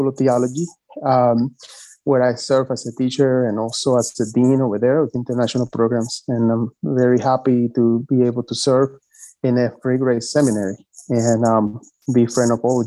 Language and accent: English; Dominican Republic; now in Florida, United States; I'm originally from the Dominican Republic, and I've been living several years here in Florida.